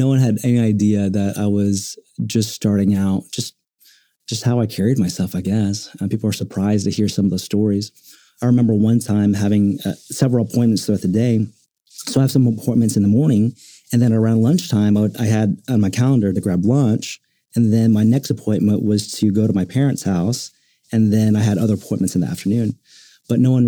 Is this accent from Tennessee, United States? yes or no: no; Oklahoma City, Oklahoma, United States; being born and raised in Oklahoma City